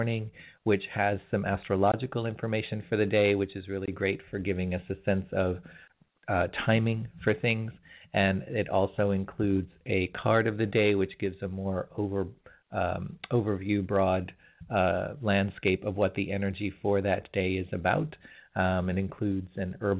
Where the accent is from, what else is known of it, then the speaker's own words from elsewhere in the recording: California, United States; as a California boy